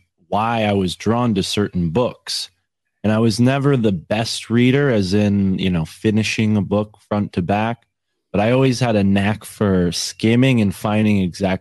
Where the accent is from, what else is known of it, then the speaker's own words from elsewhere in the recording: Connecticut, United States; I'm from Connecticut.